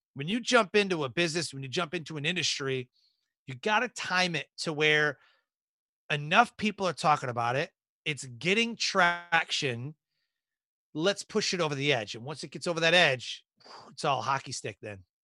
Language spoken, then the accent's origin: English; Detroit, Michigan, United States; moved away as an adult; born and raised in Detroit, Michigan and joined the Air Force when I was 18